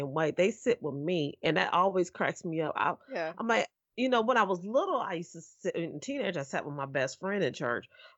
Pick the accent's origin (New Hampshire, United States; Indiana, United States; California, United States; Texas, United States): Indiana, United States; Indianapolis; we're from Indianapolis.